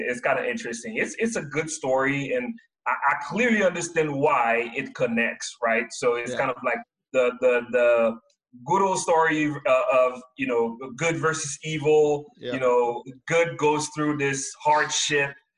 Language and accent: English; Haiti; now in Seattle, United States; I come from Haiti. My parents worked hard to send me here to work, go to school and then get a degree and find employment in the U.S.